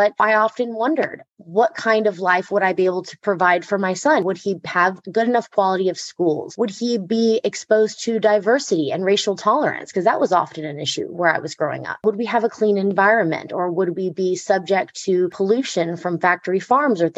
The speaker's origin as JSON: {"language": "English", "town": "Gainesville", "region": "Georgia", "country": "United States", "tie": "born or raised there", "said": "I grew up here in Gainesville, so I'm very proud to represent the area"}